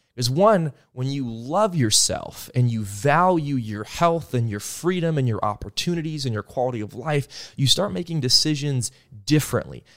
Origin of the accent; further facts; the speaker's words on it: Stillwater, Oklahoma, United States; I come from Stillwater, Oklahoma, uh, the Midwest